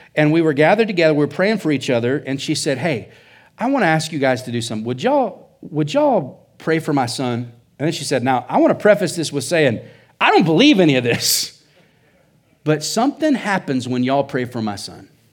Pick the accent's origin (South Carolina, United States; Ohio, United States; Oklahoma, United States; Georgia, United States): Oklahoma, United States; now in Surprise, Arizona, United States; I'm from Oklahoma